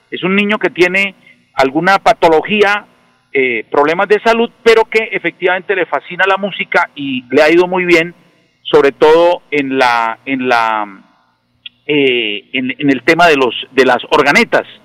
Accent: Floridablanca, Santander, Colombia; le cuento que venimos del el sur de Bucaramanga, de Florida Blanca

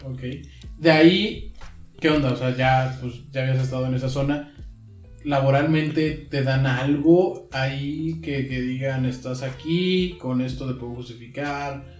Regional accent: Mexico; aquí en, nuestro país

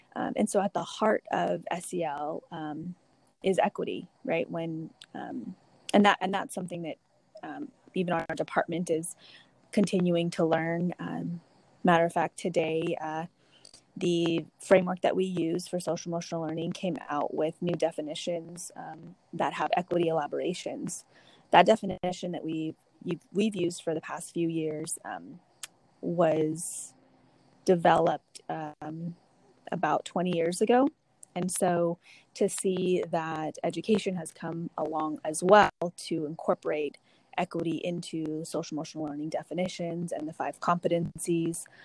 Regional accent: Dinuba, California, United States; I'm originally from Dinuba.

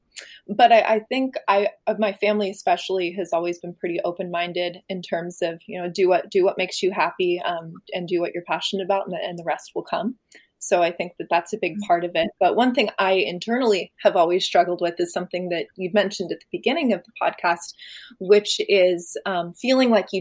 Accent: San Clemente, California, United States; growing up in San Clemente, which is a very small kind of sheltered town.

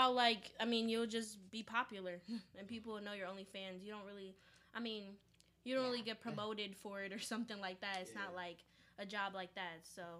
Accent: Chicago, Illinois, United States; also born or lived in Washington, D.C.; I'm from the north side of Chicago, specifically Rogers Park area.

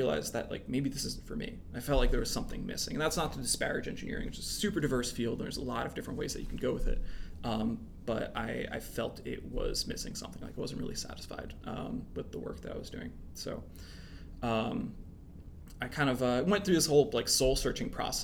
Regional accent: central New Jersey, United States; moved away as an adult; also born or lived in Vermont; I grew up in New Jersey, central New Jersey

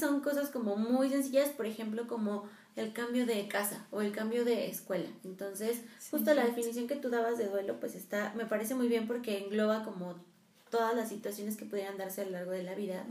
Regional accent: Mexico; nosotros como mexicanos, eh, la festejamos mucho, Día de Muertos

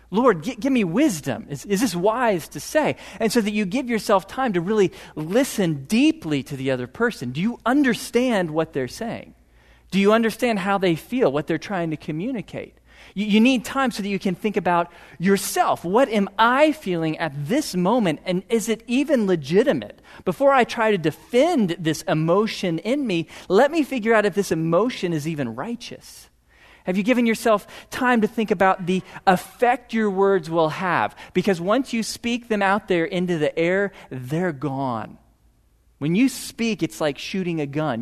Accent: Piney Woods, just north of Houston, Texas, United States; I grew up in the Piney Woods, just north of Houston

